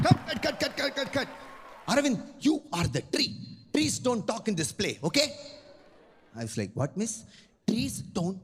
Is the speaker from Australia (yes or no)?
no; Chennai, Tamil Nadu, India; am a Tamil boy, born and brought up in Chennai, the capital of Tamil Nadu